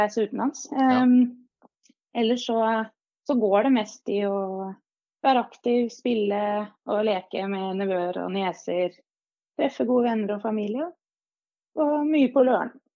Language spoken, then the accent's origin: Norwegian; Hamar, Innlandet, Norway; accent: Hamar dialect; moved away as an adult; also born or lived in Kongsvinger; now in Oslo, Norway; jeg ble født faktisk på Kongsvinger. Men eh, etter tre år der så eh, fikk jeg oppveksten min på Hamar